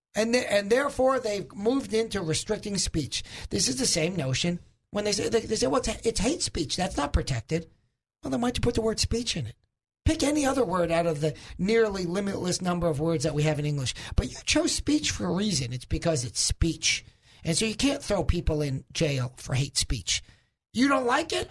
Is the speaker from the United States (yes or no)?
yes; New York, United States; moved away as an adult; I'm originally from New York, right, Zach? Zach, you can't tell where I'm from, isn't that right? So, uh, I'm originally from, from New York